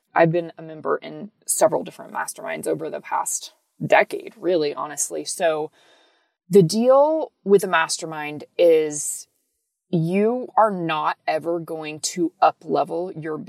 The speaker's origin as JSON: {"language": "English", "region": "Texas", "country": "United States", "said": "So I live in Texas. I'm from Texas"}